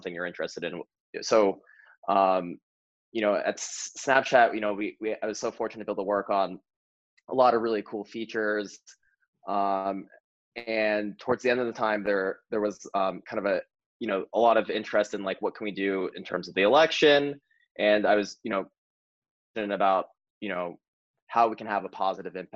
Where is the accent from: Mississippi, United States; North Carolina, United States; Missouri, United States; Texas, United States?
Missouri, United States; moved away as an adult; I'm from Missouri, I'm from a small town in Missouri